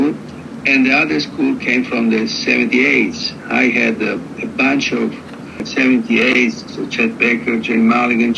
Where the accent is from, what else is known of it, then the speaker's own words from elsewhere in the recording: Rome, Lazio, Italy; I was born in Rome, in Italy, that is quite far away from California, from the United States, and as a European jazz musician